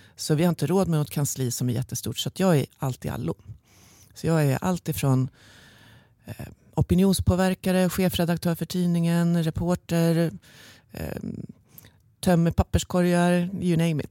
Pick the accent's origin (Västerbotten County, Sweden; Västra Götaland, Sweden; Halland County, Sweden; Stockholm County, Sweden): Stockholm County, Sweden; Stockholm; Jag är från Stockholm, från en liten del i, i Bromma kommer jag ifrån ursprungligen